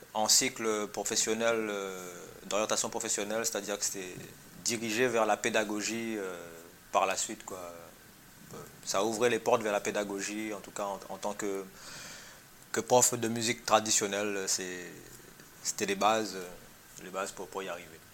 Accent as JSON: {"language": "French", "town": "Saint-Pierre", "country": "Réunion", "tie": "born or raised there", "said": "Donc j'ai grandi un peu dans cette ambiance-là, euh, à Terre Sainte."}